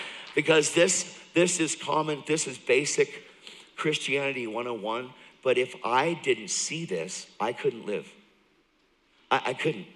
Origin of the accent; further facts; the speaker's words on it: York, Pennsylvania, United States; I grew up in York, Pennsylvania. So I'm from Pennsylvania. I am from. I'm from York.